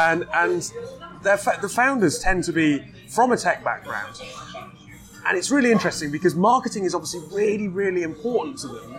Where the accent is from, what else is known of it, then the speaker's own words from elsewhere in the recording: United Kingdom; I'm Brit